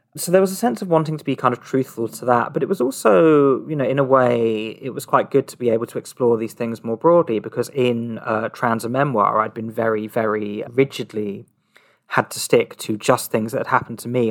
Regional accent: Surrey, South East England, United Kingdom; moved away; also born or lived in Brighton / London; my, my hometown, uh, it's a small town in Surrey

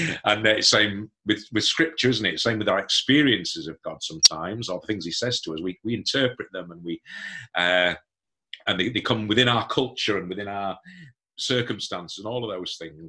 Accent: Hemsworth, Yorkshire and the Humber, United Kingdom; When I left university, I came to my home, back to my hometown, and got involved in a small community church

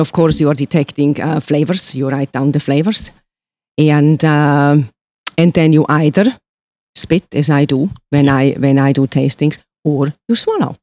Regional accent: Switzerland; moved away as an adult; me being born and raised in Switzerland

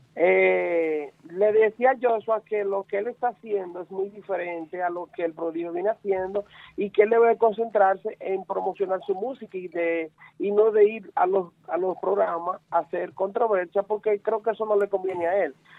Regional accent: Moca, Espaillat, Dominican Republic; de aquí de, de mi natal Moca

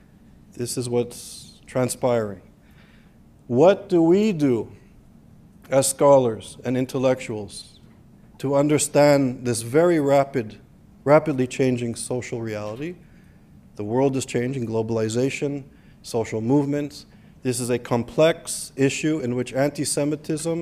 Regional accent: Canada; also born or lived in Israel; now in United States; growing up in Canada in a social multicultural society

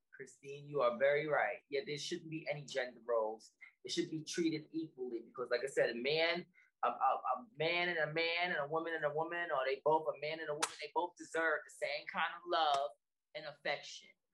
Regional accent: New York, United States; also born or lived in Milford, Pennsylvania; I'm originally from Brooklyn, New York

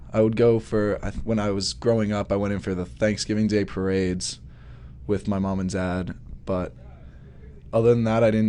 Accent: Hicksville, New York, United States; I have to make sure that I say I'm from Long Island, because otherwise if I say I'm from New York, everyone assumes that I'm from the city.

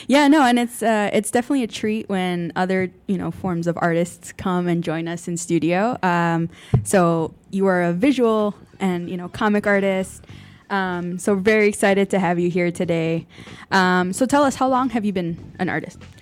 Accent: Chicago, Illinois, United States; growing up in Chicago

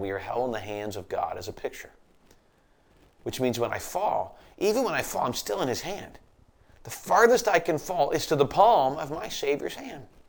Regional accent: United States

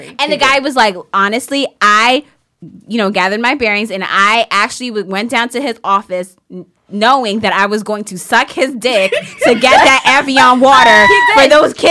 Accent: St. Kitts & Nevis; I'm from St. Kitts.

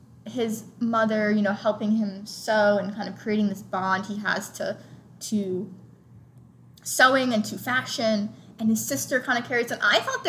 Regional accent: United States; we're American

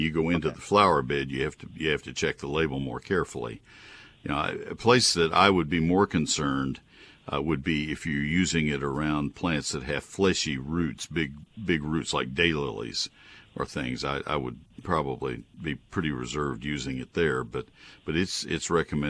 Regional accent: Texas, United States; also born or lived in Ohio; I grew up in Texas, went to Ohio State, taught for 2 years in northern Ohio, came back to Texas

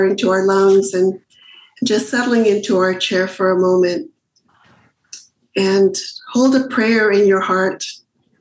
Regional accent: Mexicali, Baja California, Mexico; where I was born in Mexicali

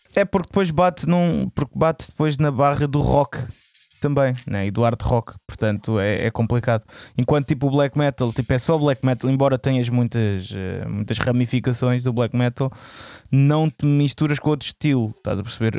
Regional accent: Alentejo, Portugal; eu sou alentejano

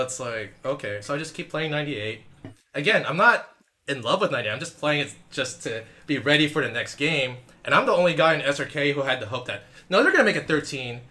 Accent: Philippines; I am Filipino. I did take the word Laban from Tagalog

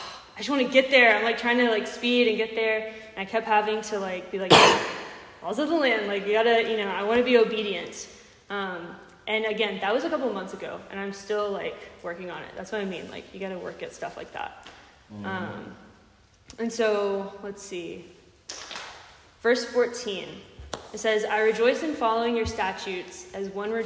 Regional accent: Texas, United States; now in Tennessee, United States; I'm from Texas

